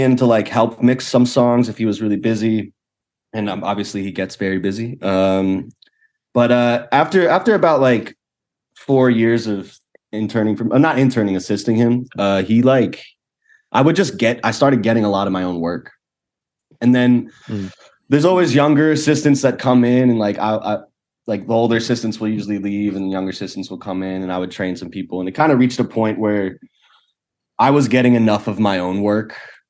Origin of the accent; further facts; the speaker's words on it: Philadelphia, Pennsylvania, United States; moved away as an adult; now in Los Angeles, United States; I'm from Philadelphia. I went to school at Temple University